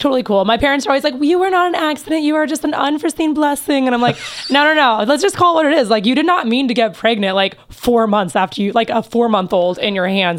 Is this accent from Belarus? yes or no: yes; Belarus; also born or lived in Kansas, United States; I was born in Kansas. Yep. And right before I turned 2, my family moved to Belarus, which is over by Russia, for those who don't know.